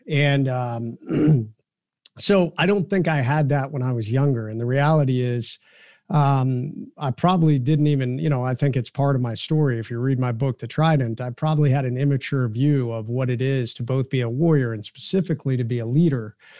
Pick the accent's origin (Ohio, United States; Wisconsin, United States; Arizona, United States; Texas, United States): Ohio, United States; I'm from the Midwest, from Ohio